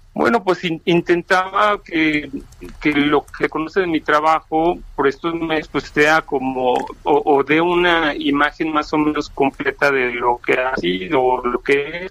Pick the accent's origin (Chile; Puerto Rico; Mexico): Mexico; Mexico City; also born or lived in Uruapan, Michoacán; En la Ciudad de México yo llegué de Uruapan con toda la familia cuando tenía nueve años, hace ya muchos, y me quedé en la Ciudad de México